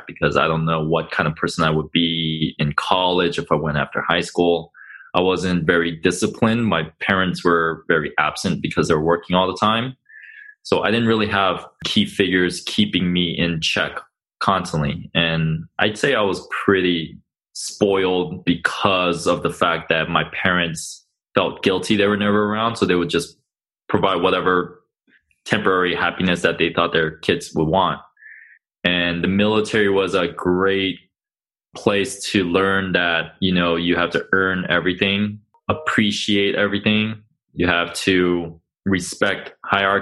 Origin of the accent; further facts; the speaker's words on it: Los Angeles, California, United States; born and raised in Los Angeles, moved around a lot around the LA area, but for the most part, spent my childhood in the South Bay, LA area